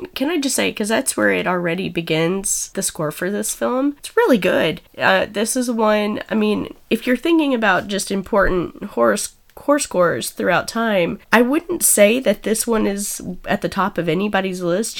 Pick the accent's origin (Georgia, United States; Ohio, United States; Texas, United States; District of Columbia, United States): Texas, United States; Snyder; I come from Snyder, Texas